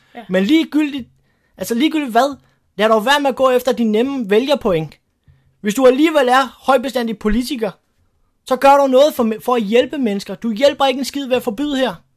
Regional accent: Denmark; det, der gør mig stolt som dansker

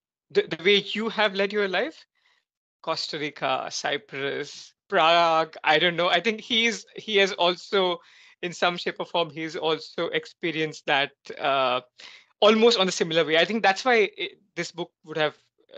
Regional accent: India; moved away as an adult; also born or lived in Europe; I was in India, then I recently moved here in the Europe. And now I much appreciate that I was born in India.

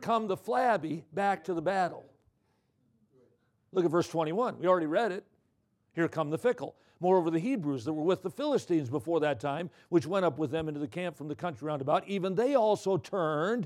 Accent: Watertown, Wisconsin, United States; Watertown, my hometown

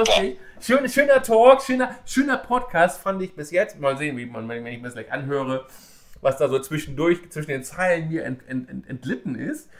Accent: Braunschweig, Lower Saxony, Germany; aus meiner Heimatstadt

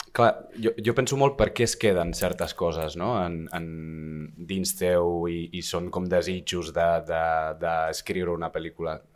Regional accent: San Sebastián, Basque Country, Spain; moved away; also born or lived in London / Empordà; jo de Donosti

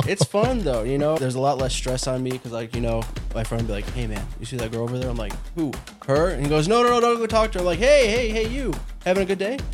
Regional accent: Bolingbrook, Illinois, United States; now in Chicago, United States; I grew up in Bolingbrook

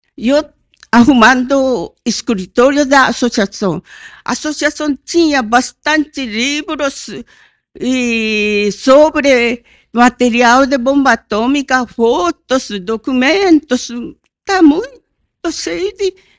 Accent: Hiroshima, Japan; Portuguese is a second language; now in Brazil; Eu nasci na Hiroshima quando caiu na bomba atômica. Tinha dois anos.

